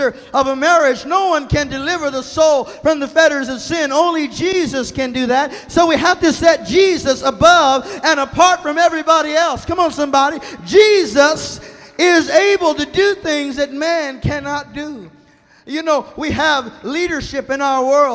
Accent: Texas, United States; I'm from Texas, and in Texas, you haven't been served until your food is falling off of the plate

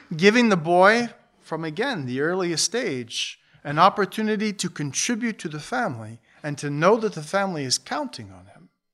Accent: Buffalo, New York, United States; We grew up in Buffalo, south of Buffalo.

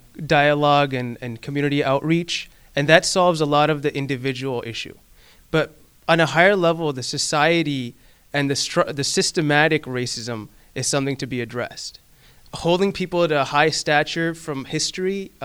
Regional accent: Pakistan; moved away; I come from Pakistan

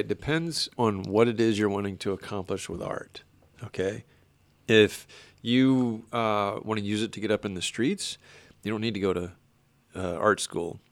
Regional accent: Destin, Florida, United States; I'm from Destin, Florida

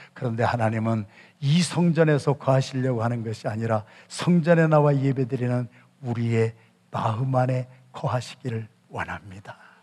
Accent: Yesan, South Chungcheong, South Korea; 저는 충청남도 예산군 예산읍 신흥동 314번지에서 바람이 몹시 불던 밤에 태어난 충청도 진골인데

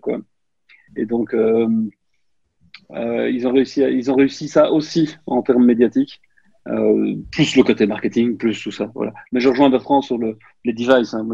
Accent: Belgium; accent: Belgian; mon accent belge

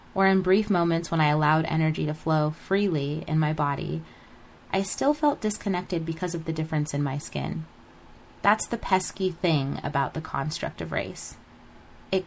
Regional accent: United States; Growing up in America

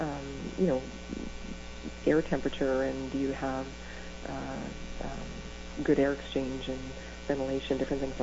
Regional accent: Northern Ontario, Canada; moved away; I came from Northern Ontario. It's pretty sheltered

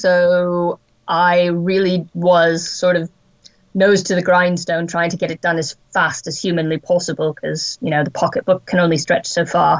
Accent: Wyoming, United States; I was born in Wyoming in the United States, and I grew up in a place that has rather vast tracts of wilderness and very minimally populated areas.

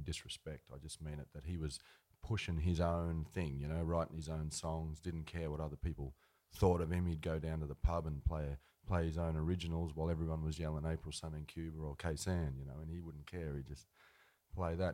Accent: Ardlethan, New South Wales, Australia; also born or lived in Dubbo, New South Wales; there were cheap houses going in Ardlethan. So they moved out there. We could get a house for you know eight or ten grand, a little fibro house there, and uh, that's where we we grew up out there

